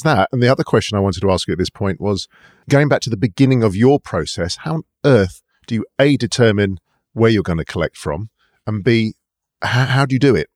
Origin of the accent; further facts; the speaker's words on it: London, United Kingdom; being a Londoner